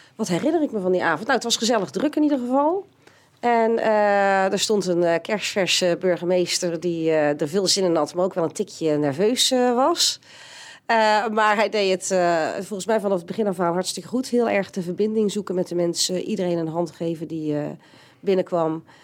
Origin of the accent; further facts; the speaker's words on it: Steenbergen, North Brabant, Netherlands; geboren in Steenbergen en getogen op de Raldal, op de Welberg